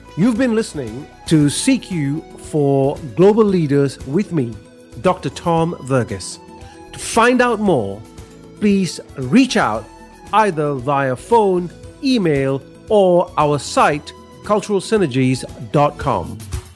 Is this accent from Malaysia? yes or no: yes; Malaysia; now in Australia; And I am Malaysian. I grew up in Malaysia.